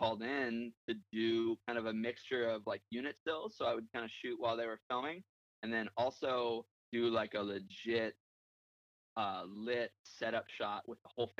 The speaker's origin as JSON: {"language": "English", "town": "San Diego", "region": "California", "country": "United States", "tie": "born or raised there", "moved": "as an adult", "said": "I'm born and raised in San Diego. I actually moved around a lot as a kid, but born and raised in San Diego. Spent a lot of my childhood in San Diego."}